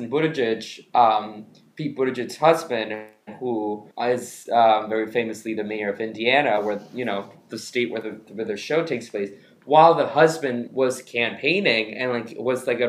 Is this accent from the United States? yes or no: no; Ecuador; I grew up in Ecuador.